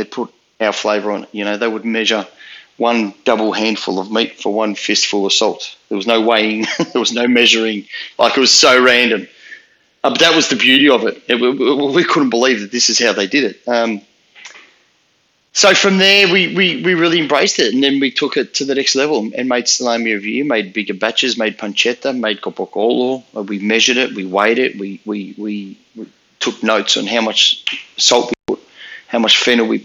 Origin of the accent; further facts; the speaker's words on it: Melbourne, Victoria, Australia; I grew up in the western suburbs of Melbourne.